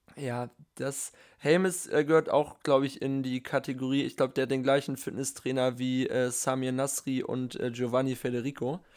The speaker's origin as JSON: {"language": "German", "region": "Northern Germany", "country": "Germany", "said": "als Norddeutscher"}